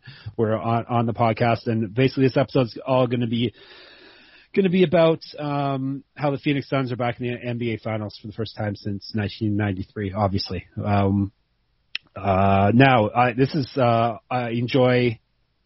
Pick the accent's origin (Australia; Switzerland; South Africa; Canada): Canada; Being a Canadian